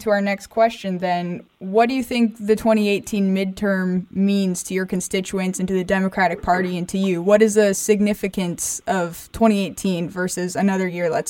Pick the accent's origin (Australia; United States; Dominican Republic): United States; San Diego, California; And I know we're from San Diego, as you may know.